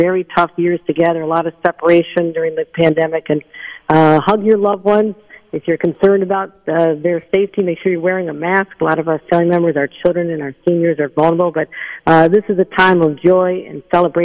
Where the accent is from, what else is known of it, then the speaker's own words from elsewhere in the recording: Buffalo, New York, United States; as someone who was born and raised in Buffalo